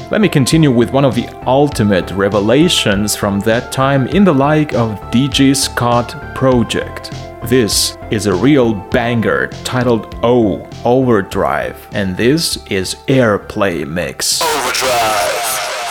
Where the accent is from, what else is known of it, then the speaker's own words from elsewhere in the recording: Lviv, Lviv Oblast, Ukraine; here in my hometown, Lviv.